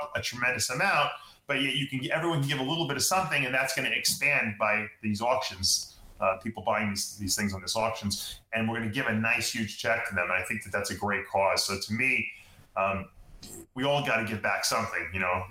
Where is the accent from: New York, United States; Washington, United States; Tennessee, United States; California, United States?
New York, United States; moved away as an adult; now in Florida, United States; I'm from New York. I've been there my whole life.